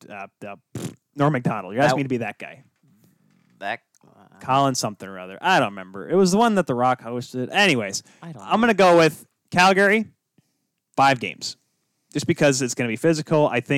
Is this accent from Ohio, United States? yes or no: no; Grand Rapids, Michigan, United States; we're from Grand Rapids.